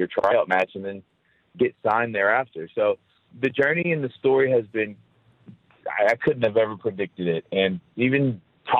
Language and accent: English; United States; especially as an American